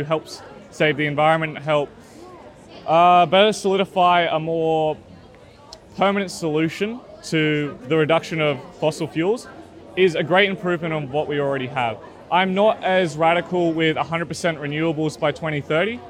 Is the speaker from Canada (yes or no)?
no; Sydney, New South Wales, Australia; around my area, especially in the east where I used to live, a lot of the things in my childhood that I used to think were quite beautiful, like especially Centennial Park.